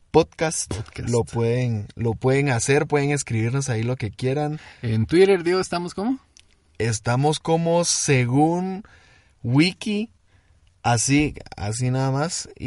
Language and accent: Spanish; Guatemala City, Guatemala Department, Guatemala; Dicen que tenemos un acento muy neutro, dicen. Dicen, aunque dicen que a veces tenemos como un cantadito. Nosotros somos de la ciudad, de, de Guatemala, ciudad